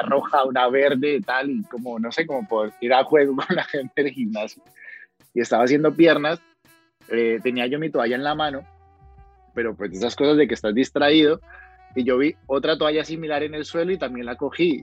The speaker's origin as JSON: {"language": "Spanish", "town": "Cali", "region": "Valle del Cauca", "country": "Colombia", "accent": "Cali (caleño)", "moved": "as an adult", "lives_now": "Spain", "said": "mi acento es de Cali, mi acento no es de Medellín, ni es de Bogotá"}